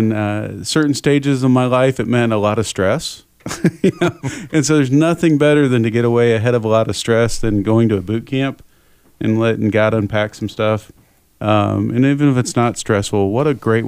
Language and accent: English; Indiana, United States; now in North Carolina, United States; I grew up watching it as a kid in Indiana